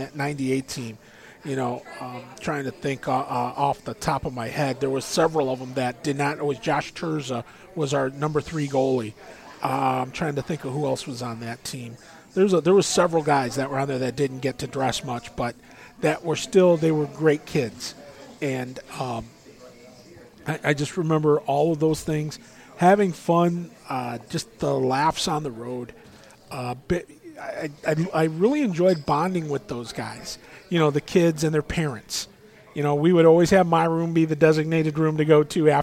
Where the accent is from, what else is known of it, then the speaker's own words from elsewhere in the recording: Midwest, United States; I'm from the Midwest